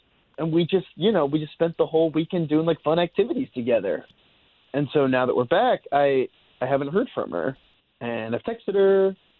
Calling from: Davenport, Iowa, United States

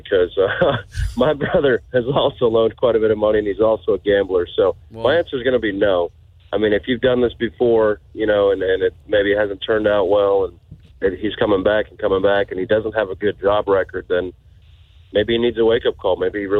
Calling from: Groveland, United States; I'm calling from Groveland.

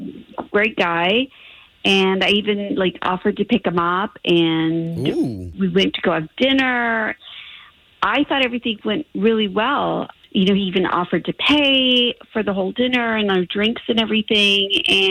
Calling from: Ocoee, Florida, United States

